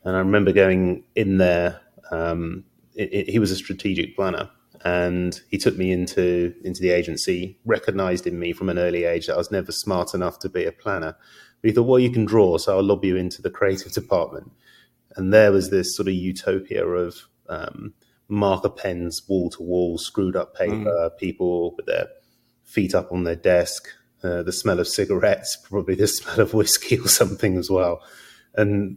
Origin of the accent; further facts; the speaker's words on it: London, United Kingdom; now in California, United States; I'm not from California. I'm from London